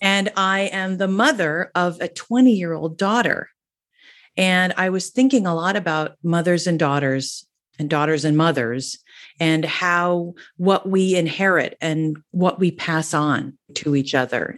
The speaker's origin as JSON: {"language": "English", "region": "New Jersey", "country": "United States", "said": "I'm from New Jersey, I'm a Jersey girl, and I came from a family that we, we all used to sing"}